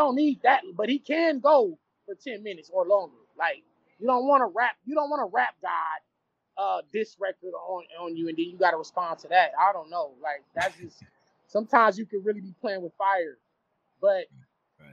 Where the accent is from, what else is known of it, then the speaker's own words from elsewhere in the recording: Los Angeles, California, United States; I'm from the West. I'm from